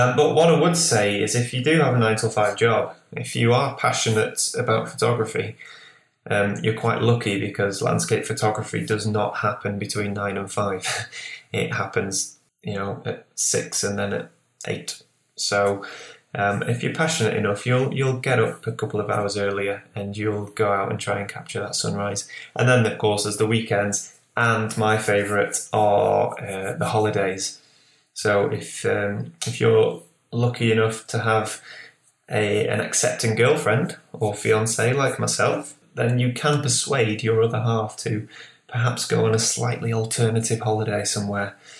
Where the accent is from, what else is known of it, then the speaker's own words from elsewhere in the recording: Lancashire, North West England, United Kingdom; also born or lived in Newcastle; now in Whitley Bay, United Kingdom; where I grew up in Lancashire, which is the northwest, I grew up